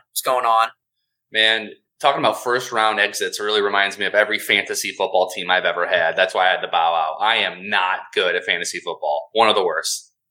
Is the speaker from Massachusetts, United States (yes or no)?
no; Southgate, Michigan, United States; I grew up in Southgate, Michigan.